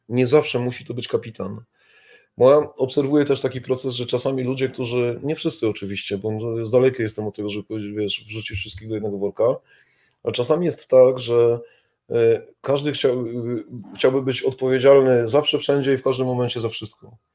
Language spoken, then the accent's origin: Polish; Kraków, Lesser Poland, Poland; moje rodzinne miasto Kraków